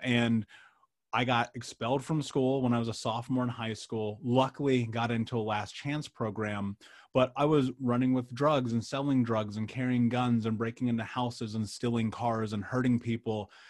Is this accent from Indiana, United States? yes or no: yes; Indianapolis, Indiana, United States; I grew up in Indianapolis.